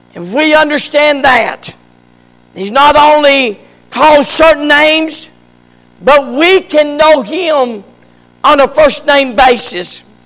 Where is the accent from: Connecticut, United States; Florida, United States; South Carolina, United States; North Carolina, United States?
North Carolina, United States; Morganton; Dr. Acup in Morganton brought me out to my mama